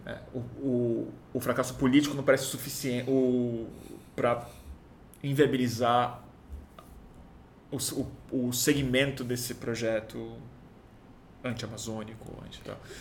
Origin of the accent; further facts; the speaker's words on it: Brazil; como brasileiro